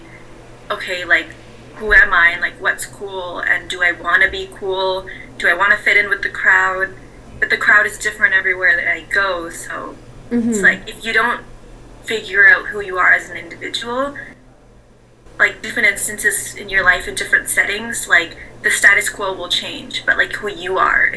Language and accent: English; Vancouver, British Columbia, Canada; I was raised in Vancouver